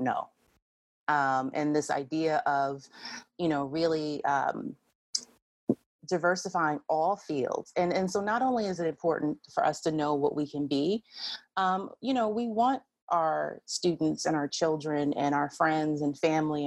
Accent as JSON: {"language": "English", "region": "New Jersey", "country": "United States", "also_born_or_lived": "Illinois", "moved": "as an adult", "lives_now": "Columbia, United States", "said": "I'm originally from New Jersey, so I'm originally from a very, you know, diverse place"}